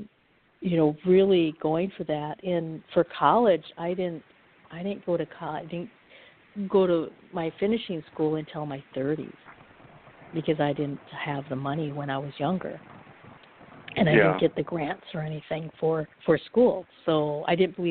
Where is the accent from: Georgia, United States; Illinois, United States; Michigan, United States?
Michigan, United States; Upper; I'm from Upper Michigan